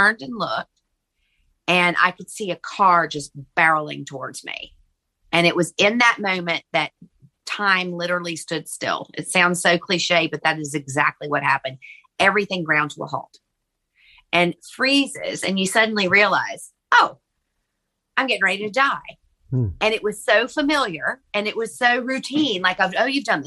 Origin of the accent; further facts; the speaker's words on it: Virginia, United States; moved away as an adult; also born or lived in Charleston, South Carolina; I'm from Virginia and ended up moving to Charleston, South Carolina